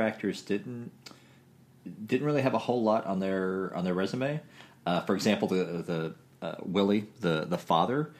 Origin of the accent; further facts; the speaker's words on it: Southern Illinois, United States; moved away; this was my hometown, Southern Illinois